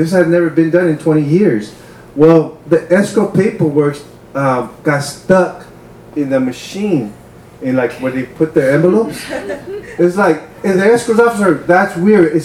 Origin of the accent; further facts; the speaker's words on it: Wilmington, United States; growing up in Wilmington, you know, there's like a lot of drugs, a lot of sometimes shootings, especially by the time when I was a teenager